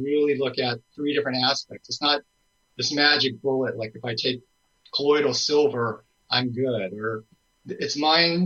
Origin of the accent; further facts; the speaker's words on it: Los Angeles, California, United States; moved away; also born or lived in San Francisco Bay Area; I'm actually from Los Angeles, but most of my time was in the San Francisco Bay Area for 35 years